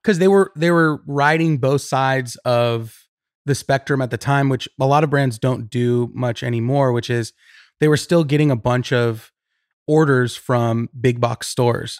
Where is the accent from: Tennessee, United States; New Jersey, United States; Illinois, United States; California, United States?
California, United States; Riverside; now in Los Angeles, United States; I grew up in Riverside